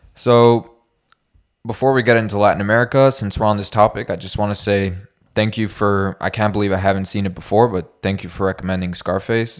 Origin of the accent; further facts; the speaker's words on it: Canada; we're Canadian